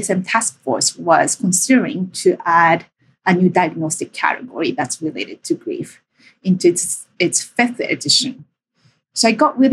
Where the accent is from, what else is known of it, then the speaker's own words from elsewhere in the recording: Japan; moved away as an adult; now in Canada; I'm from Japan, and my interest in grief date back to growing up in Japan and experiencing multiple losses. And after high school, I came to Canada as an international student